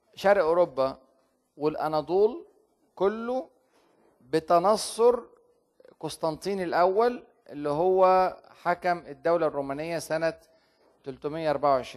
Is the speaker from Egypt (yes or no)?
yes; Egypt; عندنا في مصر